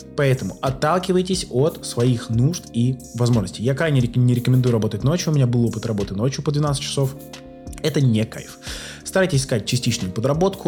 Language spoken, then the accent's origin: Russian; Saint Petersburg, Russia; Сам я из Питера, но часто я по работе в Москве